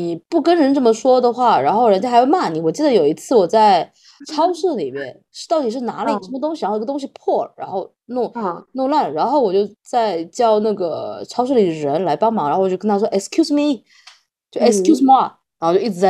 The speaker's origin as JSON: {"language": "Chinese", "country": "China", "tie": "born or raised there", "moved": "as an adult", "said": "在中国的话，小我们小时候在中国的话，你看到一个老外，我感觉会大家都在看那个老外吧"}